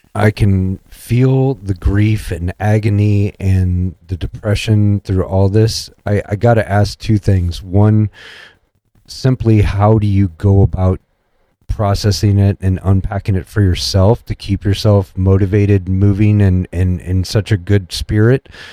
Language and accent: English; Missouri, United States; I'm from Missouri.